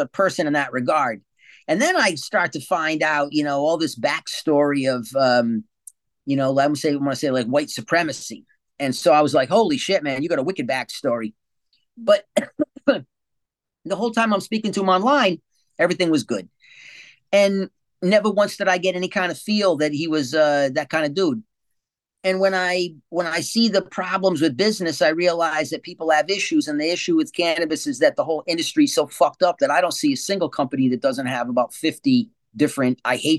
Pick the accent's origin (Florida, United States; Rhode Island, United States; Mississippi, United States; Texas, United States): Rhode Island, United States; now in California, United States; I'm from New England. I'm a Rhode Islander, but I spent, you know, 35 years in California.